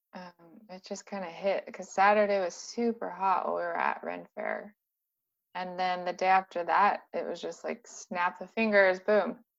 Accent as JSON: {"language": "English", "town": "San Diego", "region": "California", "country": "United States", "tie": "born or raised there", "said": "I grew up in San Diego, so I'm not used to harsh cold"}